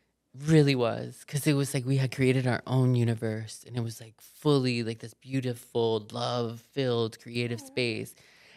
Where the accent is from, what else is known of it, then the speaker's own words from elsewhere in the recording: Miami, Florida, United States; I'm from Miami. Like I was raised by a fucking drug dealer.